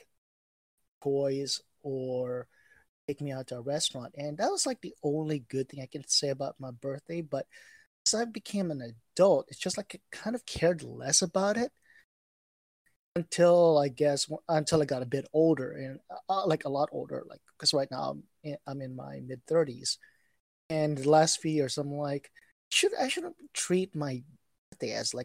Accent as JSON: {"language": "English", "town": "Bacolod", "region": "Negros Occidental", "country": "Philippines", "also_born_or_lived": "United States", "moved": "yes", "said": "I'm originally from the Philippines, from Bacolod City, Negros Occidental."}